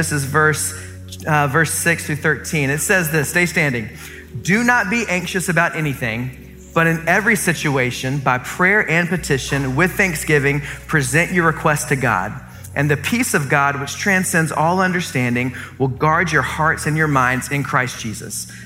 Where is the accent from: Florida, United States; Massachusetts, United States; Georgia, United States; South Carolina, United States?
South Carolina, United States; Columbia; I grew up in Columbia, South Carolina.